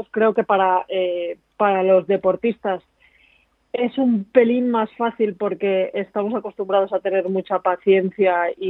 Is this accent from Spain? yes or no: yes; Valladolid, Castile and León, Spain; born there; Pero yo nací en Valladolid